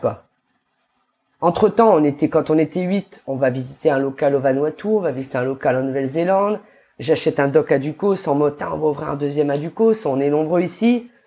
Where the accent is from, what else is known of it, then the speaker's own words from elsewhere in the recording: New Caledonia; j'ai grandi en Calédonie